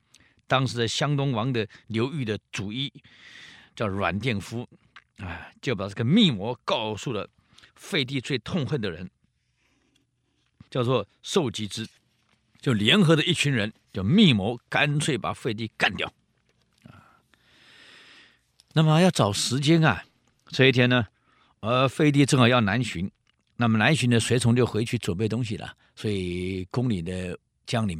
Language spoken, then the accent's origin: Chinese; Taiwan; 呃，我们台湾话讲喷呢，就是馊水一切把它混在一起